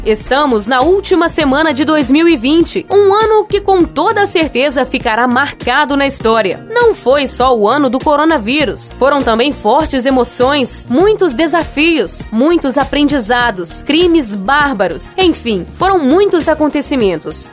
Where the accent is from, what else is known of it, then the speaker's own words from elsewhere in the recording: Carangola, Minas Gerais, Brazil; Sou de Carangola e me lembro bem dessa época.